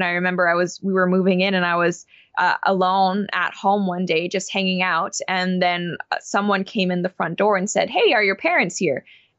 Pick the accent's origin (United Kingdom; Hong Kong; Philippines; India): Hong Kong; because when I was growing up in Hong Kong, there was satellite, but we didn't have it.